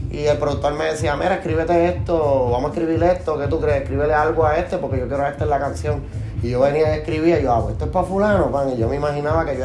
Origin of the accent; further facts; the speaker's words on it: Bayamón, Puerto Rico; born there; yo soy nacido en Bayamón y eso... pues como dicen Tú te puedes salir de Bayamón, pero no pueden sacar a Bayamón de ti.